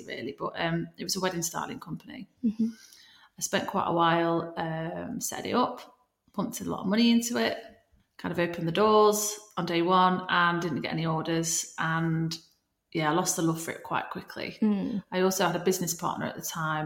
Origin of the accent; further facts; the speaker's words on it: Nottingham, East Midlands, United Kingdom; I'm from Nottingham.